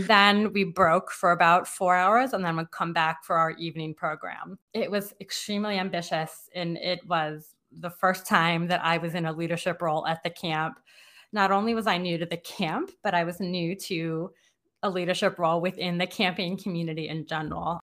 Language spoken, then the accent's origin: English; Silver Spring, Maryland, United States; moved away as an adult; now in Saint Louis, United States; I was a lifer at a camp in my neighborhood